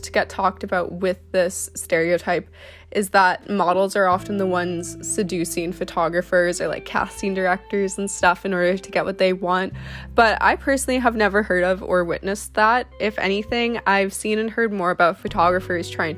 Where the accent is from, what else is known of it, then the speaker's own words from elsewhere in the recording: Canada; I'm a model from Canada.